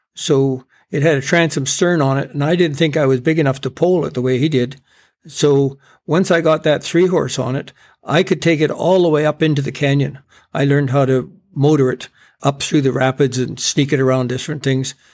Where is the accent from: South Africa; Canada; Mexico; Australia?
Canada; Campbell River, British Columbia; growing up in Campbell River